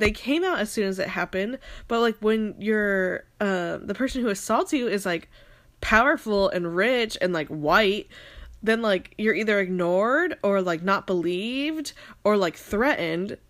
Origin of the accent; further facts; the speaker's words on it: Phoenix, Arizona, United States; now in Seattle, United States; I'm from Phoenix